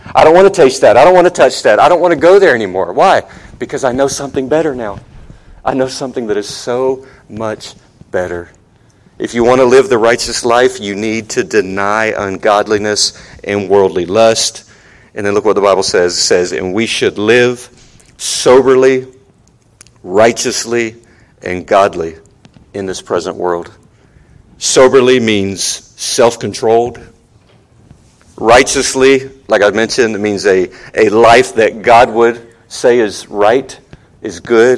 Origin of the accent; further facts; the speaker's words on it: Charleston, South Carolina, United States; moved away as an adult; also born or lived in Outer Banks, North Carolina; now in Ecuador; I grew up in Charleston and up in the Outer Banks, North Carolina.